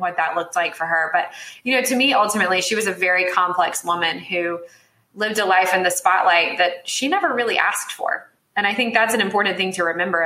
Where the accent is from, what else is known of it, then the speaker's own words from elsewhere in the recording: Salisbury, North Carolina, United States; my hometown of Salisbury, North Carolina